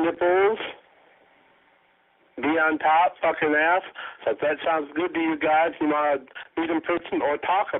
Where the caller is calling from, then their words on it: Michigan, United States; I am calling from Michigan.